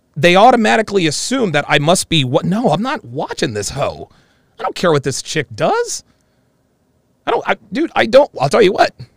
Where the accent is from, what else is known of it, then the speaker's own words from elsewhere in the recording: Philadelphia, Pennsylvania, United States; I was born on August 11th, 1977, about 12 miles due west that way at the Philadelphia Naval Hospital